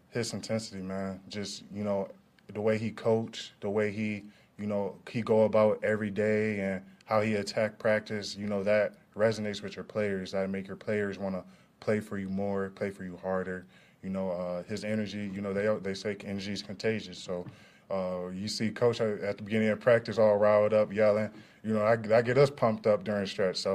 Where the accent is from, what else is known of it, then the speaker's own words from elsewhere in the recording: Detroit, Michigan, United States; You know, I'm from Detroit. You know, grew up a Detroit fan base kid. You know, Pistons, Tigers, Lions, Red Wings, all of them teams.